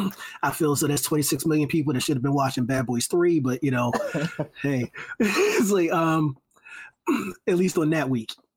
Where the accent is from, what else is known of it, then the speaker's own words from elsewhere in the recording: Philadelphia, Pennsylvania, United States; moved away; As a Philly native, you know, you know, like look, Philly is my hometown, born and raised